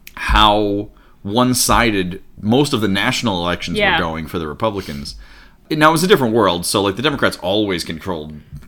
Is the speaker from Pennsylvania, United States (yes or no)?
yes; Pennsylvania, United States; I'm from Pennsylvania